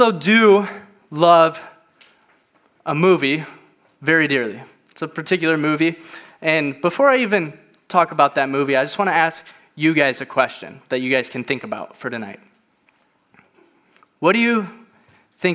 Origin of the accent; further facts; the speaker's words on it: Indiana, United States; moved away as an adult; now in Lake Forest, United States; I'm originally from Indiana.